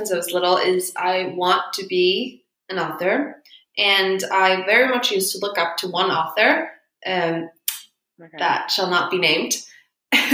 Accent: Iceland; So there were a lot of people that like if I said I was from Iceland, they would be like, oh.

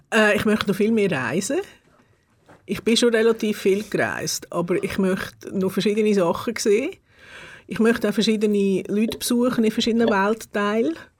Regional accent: Gebenstorf, Aargau, Switzerland; auch in Gebisdorf aufgewachsen und dort in die Schule die ersten fünf Jahre

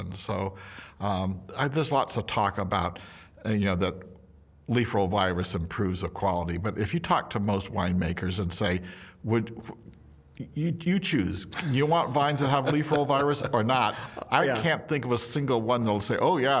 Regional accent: Napa, California, United States; I was like, you're kidding. I'm from Napa, where you would never consider doing that.

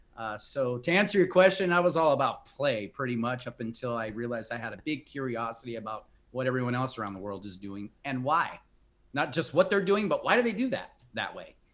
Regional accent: Compton, California, United States; moved away as an adult; also born or lived in India / Brazil / Mexico; I grew up in a small town south of Los Angeles, California. Not many people have heard of it. Compton, California

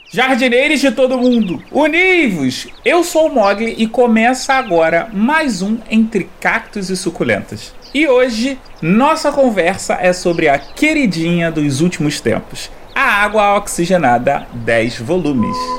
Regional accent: Rio de Janeiro, Brazil; eu sou carioca

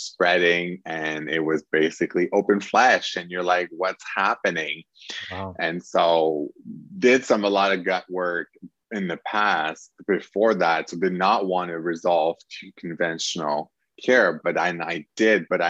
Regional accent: Quebec, Canada; I come from Quebec, Canada

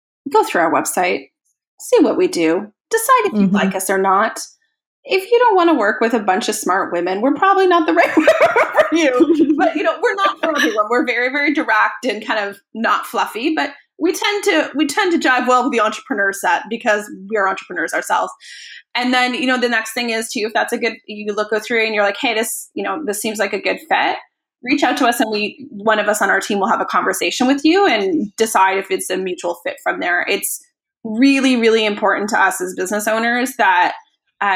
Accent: Canada; also born or lived in near Ottawa, Ontario; I actually live just outside of Canada's capital city, Ottawa, in a small rural town of 500 people. I'm a city girl and I'm trapped here

